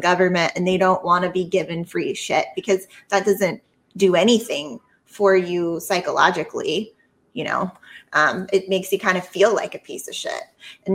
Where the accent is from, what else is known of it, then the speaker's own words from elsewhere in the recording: Palos Verdes, California, United States; I'm from Palos Verdes. It's a pretty like expensive part of LA County